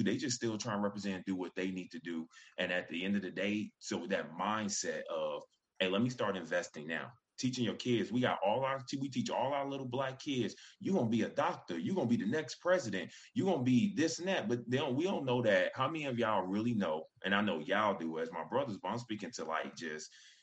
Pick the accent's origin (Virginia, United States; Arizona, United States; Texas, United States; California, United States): Virginia, United States; Hampton; I'm back in my home state of Virginia, VA. You know what I'm saying, Hampton.